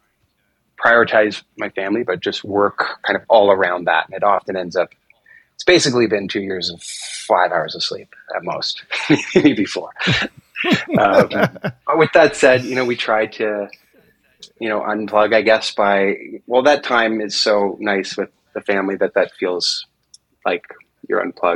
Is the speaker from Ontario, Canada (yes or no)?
yes; Toronto, Ontario, Canada; first language English; also born or lived in China; now in Ontario, Canada; my wife and I don't really have any help because we're from Toronto